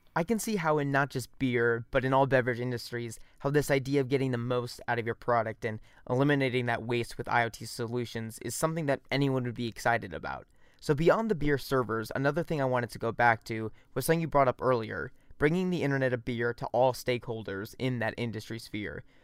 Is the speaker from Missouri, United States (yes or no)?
yes; Missouri, United States; I'm from Missouri